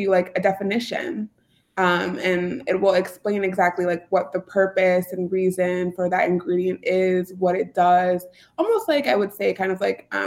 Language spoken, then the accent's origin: English; Bolingbrook, Illinois, United States; Ulta Beauty is in my hometown. So I actually grew up down the street from Ulta Beauty headquarters